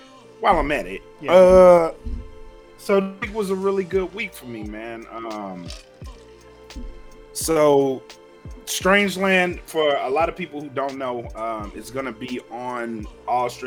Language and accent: English; Oakdale, Louisiana, United States; moved away; Shout out to Oakdale, Louisiana, and specifically the class of 2001, which I graduated in.